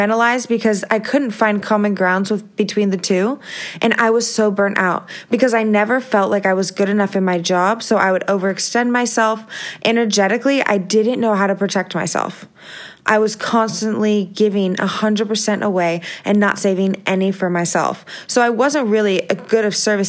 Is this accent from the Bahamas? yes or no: no; Visalia, California, United States; also born or lived in San Diego, California; I grew up in Visalia, California